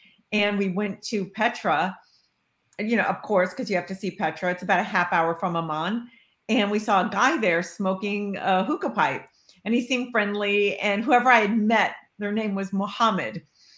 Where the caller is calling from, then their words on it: Los Angeles, California, United States; From Los Angeles.